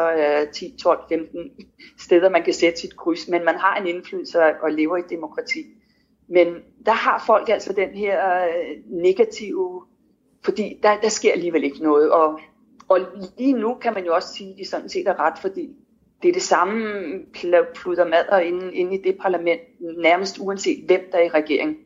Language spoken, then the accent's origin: Danish; Denmark; moved away